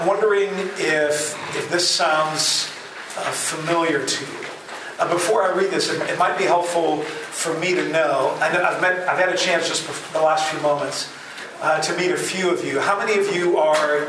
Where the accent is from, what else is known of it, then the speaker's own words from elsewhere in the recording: The Hague, South Holland, Netherlands; moved away as an adult; also born or lived in Chicago area, United States; now in Wheaton, United States; I was a pastor in The Hague, the Netherlands, which is my hometown, born and raised in the Netherlands.